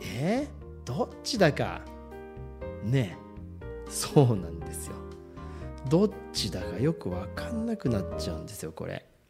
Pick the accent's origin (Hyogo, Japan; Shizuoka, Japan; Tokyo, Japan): Shizuoka, Japan; 僕の家族もですね子供たち含め静岡人